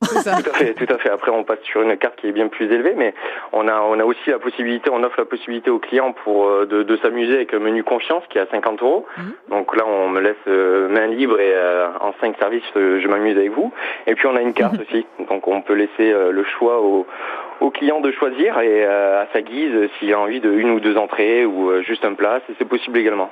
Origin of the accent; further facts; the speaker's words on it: Toulouse, Occitania, France; moved away; je viens du, de Toulouse